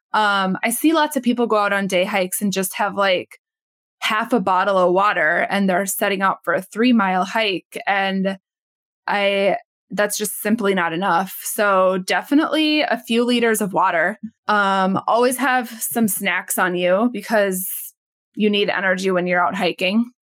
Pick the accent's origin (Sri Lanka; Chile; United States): United States; Minnesota; I was born and raised in Minnesota